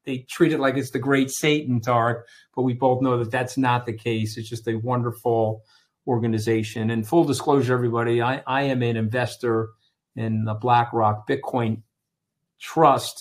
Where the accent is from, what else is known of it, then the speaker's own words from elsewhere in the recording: Long Island, New York, United States; I grew up out here on Long Island